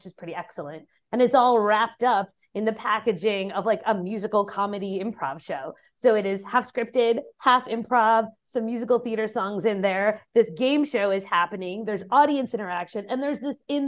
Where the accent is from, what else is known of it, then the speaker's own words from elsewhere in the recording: New York, United States; moved away; I am from New York